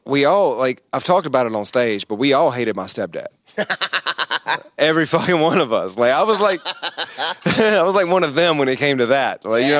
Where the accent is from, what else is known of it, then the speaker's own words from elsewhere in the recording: Yanceyville, North Carolina, United States; moved away; also born or lived in Southern Virginia; I'm from Yanceyville.